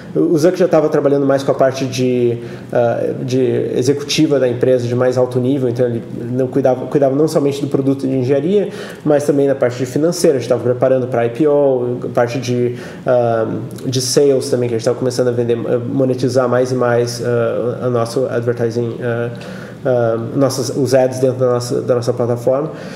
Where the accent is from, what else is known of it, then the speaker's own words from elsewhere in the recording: Brazil; moved away as an adult; also born or lived in Switzerland; now in Silicon Valley, United States; eu saí do Brasil fazem uns 14 anos. Um, ah, a minha carreira no Brasil foi mais acadêmica mesmo